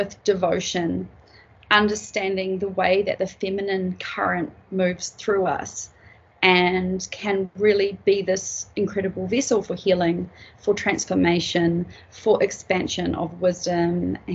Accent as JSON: {"language": "English", "country": "New Zealand", "also_born_or_lived": "Peruvian Amazon", "said": "I come from Aotearoa, New Zealand."}